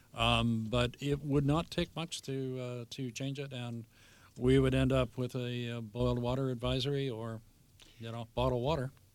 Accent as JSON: {"language": "English", "town": "Vancouver", "region": "British Columbia", "country": "Canada", "tie": "born or raised there", "said": "I grew up in Vancouver at seventeenth and, uh, Canby"}